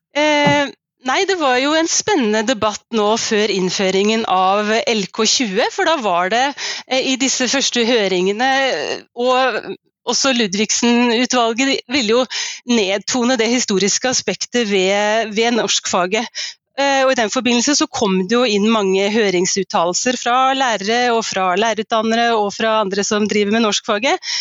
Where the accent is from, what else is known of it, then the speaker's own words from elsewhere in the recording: Skien, Telemark, Norway; jeg vokste opp i eh, Skien, et par steinkast fra Ibsen Venstøp. Og nå bor jeg i hjembyen min